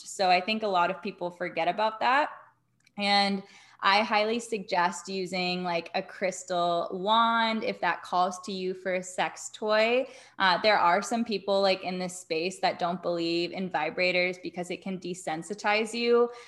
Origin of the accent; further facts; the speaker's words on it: Atlanta, Georgia, United States; now in Las Vegas, United States; I grew up in Atlanta